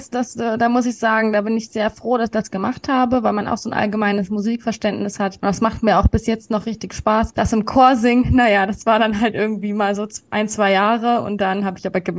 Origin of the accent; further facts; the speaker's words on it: Berlin, Germany; Genau, ich bin in Berlin geboren und aufgewachsen und ähm, meine Mutter kommt auch aus Berlin, also